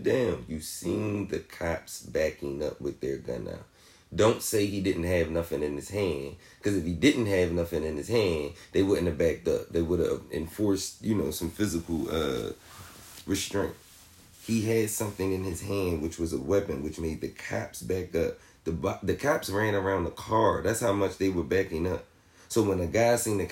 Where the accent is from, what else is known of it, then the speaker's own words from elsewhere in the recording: Philadelphia, Pennsylvania, United States; my hometown in Philly